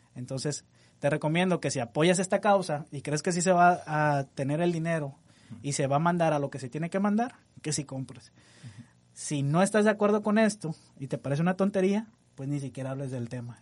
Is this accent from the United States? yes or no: no; Mexico; Nosotros como mexicanos